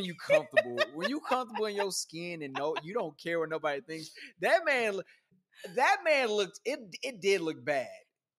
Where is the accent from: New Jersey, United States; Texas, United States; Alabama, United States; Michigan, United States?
Texas, United States; Houston; I'm from Houston